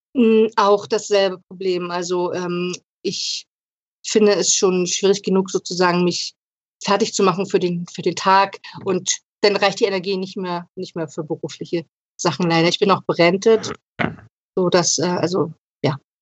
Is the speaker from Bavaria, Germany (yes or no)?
no; Lübben, Brandenburg, Germany; ich komme aus Lübben im Spreewald